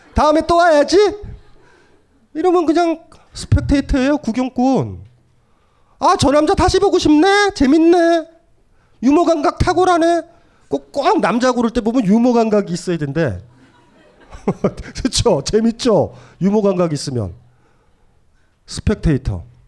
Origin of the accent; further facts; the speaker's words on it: Hamyang, South Gyeongsang, South Korea; 제가 경남 함양이고